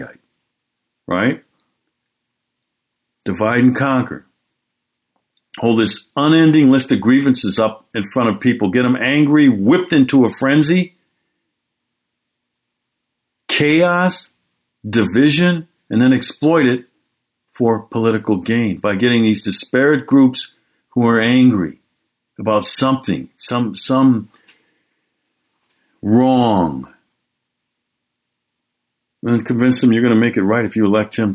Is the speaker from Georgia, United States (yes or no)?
no; Milwaukee, Wisconsin, United States; my hometown, Milwaukee, Wisconsin